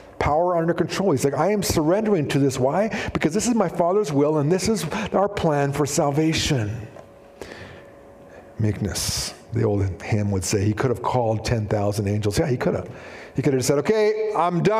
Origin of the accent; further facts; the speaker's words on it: Shuswap, British Columbia, Canada; I grew up in Shuswap